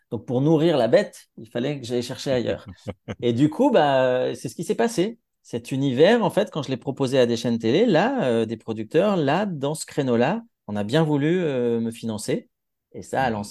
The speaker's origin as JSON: {"language": "French", "town": "Grenoble", "region": "Auvergne-Rhône-Alpes", "country": "France", "accent": "Grenoblois", "said": "alors moi je viens de Grenoble, donc moi j'avais l'accent grenoblois, je l'ai peut-être encore parfois"}